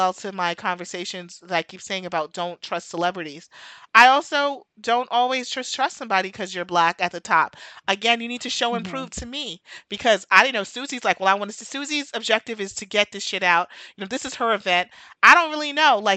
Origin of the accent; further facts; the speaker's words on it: United States; I'm from America